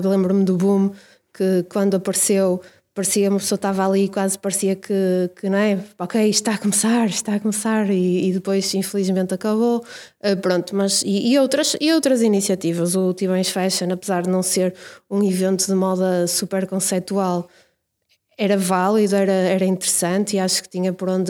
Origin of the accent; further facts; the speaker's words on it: Braga, Norte, Portugal; eu nasci em Braga e vivi em Braga desde sempre